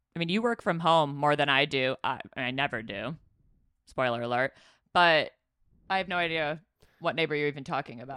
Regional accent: Chicago, Illinois, United States; moved away; we're from Chi Town

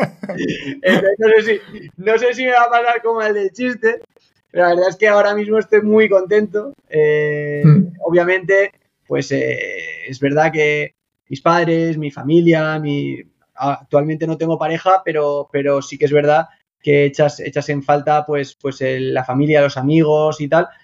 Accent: Spain; moved away as an adult; also born or lived in Gran Canaria / Zaragoza / United Kingdom; now in China; un español

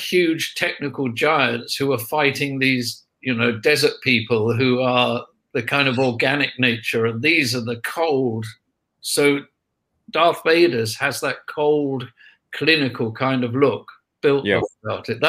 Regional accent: United Kingdom; we're British.

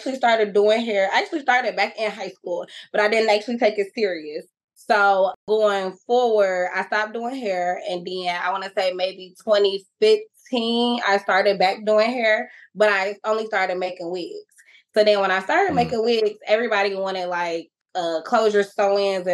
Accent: Detroit, Michigan, United States; I'm from Detroit, but I ended up at Inkster High School

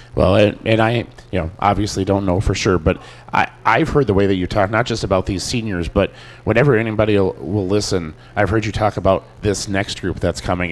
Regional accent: Delano, Minnesota, United States; now in Annandale, United States; as a, a transplant myself, I grew up in Delano and ended up moving up here

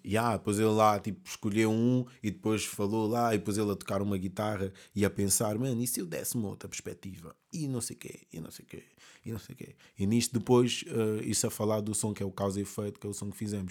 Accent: Amadora, Lisbon, Portugal; born or raised there; also born or lived in Mozambique

